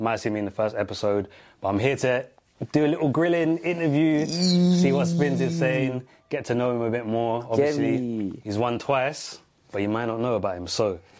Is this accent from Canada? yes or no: no; Jamaica; I'm Jamaican myself.